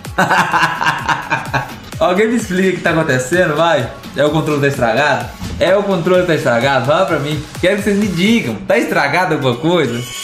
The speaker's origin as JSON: {"language": "Portuguese", "town": "Goiânia", "region": "Goiás", "country": "Brazil", "tie": "born or raised there", "said": "um privilégio meu nascer em Goiânia"}